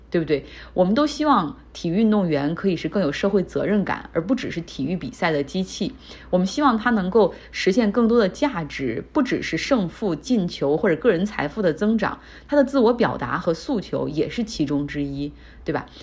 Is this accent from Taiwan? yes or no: no; Harbin, Heilongjiang, China; moved away as an adult; now in United States; 我家乡哈尔滨